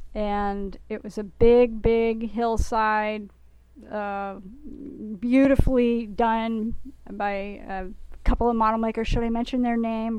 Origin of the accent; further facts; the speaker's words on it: New York City, New York, United States; now in Bay Area, United States; I'm from New York City.